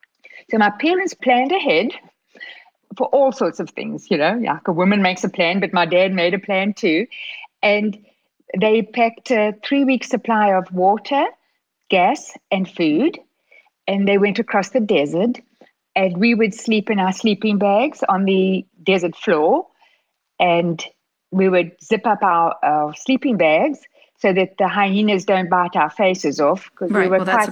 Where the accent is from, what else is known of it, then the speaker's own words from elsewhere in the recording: Regina, Saskatchewan, Canada; born there; Well, I was born in Regina, Saskatchewan. You couldn't be more Canadian than that.